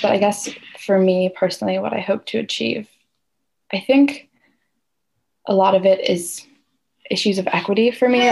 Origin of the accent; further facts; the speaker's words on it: Walla Walla, Washington, United States; I grew up in Walla Walla and then I went to college here